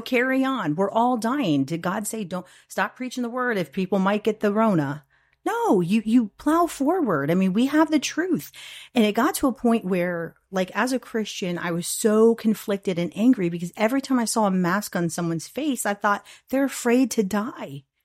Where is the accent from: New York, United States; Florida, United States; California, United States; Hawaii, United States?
Florida, United States; St. Petersburg; I was born and raised in Saint Pete.